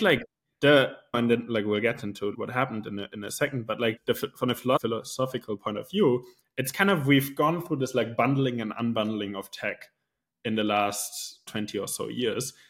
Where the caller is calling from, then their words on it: Switzerland; calling in from Switzerland